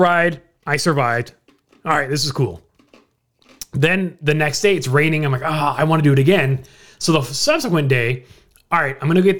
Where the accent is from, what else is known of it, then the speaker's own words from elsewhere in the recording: United States; And so, of course, me being the American, I got no place to go.